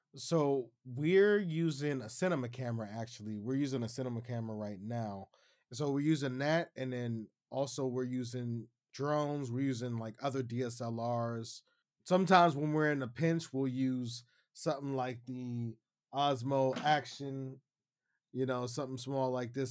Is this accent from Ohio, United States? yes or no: yes; Youngstown, Ohio, United States; moved away as an adult; now in Shenzhen, China; I'm hailing from Youngstown, Ohio. I currently live in Shenzhen, China now.